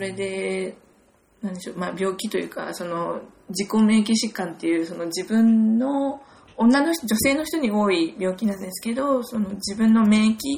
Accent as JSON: {"language": "Japanese", "region": "Gunma", "country": "Japan", "tie": "born or raised there", "also_born_or_lived": "United Kingdom", "moved": "as an adult", "said": "私はお隣の群馬県出身で、ずっと"}